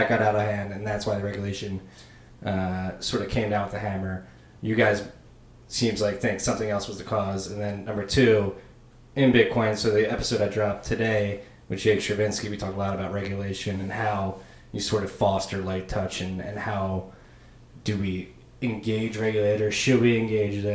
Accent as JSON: {"language": "English", "town": "Philadelphia", "region": "Pennsylvania", "country": "United States", "said": "I'm from Philly"}